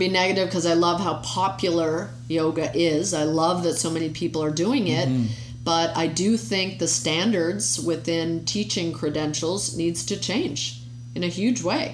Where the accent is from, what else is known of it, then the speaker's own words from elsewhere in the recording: United States; being an American, you know, we've grown up with this idea of separation of church and state